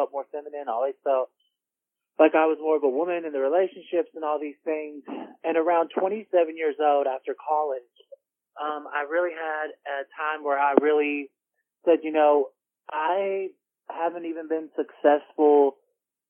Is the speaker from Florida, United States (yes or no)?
no; Royston, Georgia, United States; I'm from Royston, Georgia.